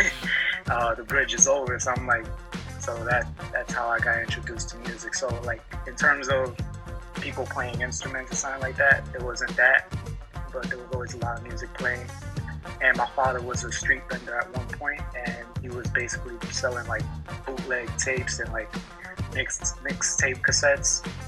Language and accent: English; New York City, New York, United States; growing up in New York